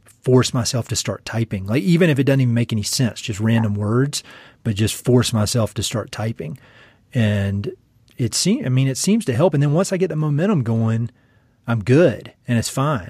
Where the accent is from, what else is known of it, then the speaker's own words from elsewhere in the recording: North Carolina, United States; moved away; I'm from North Carolina, you know, Tobacco Central